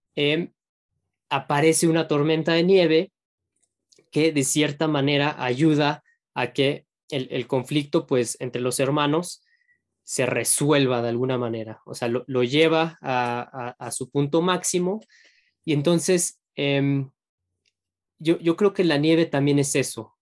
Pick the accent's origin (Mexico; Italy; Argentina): Mexico; uno como mexicano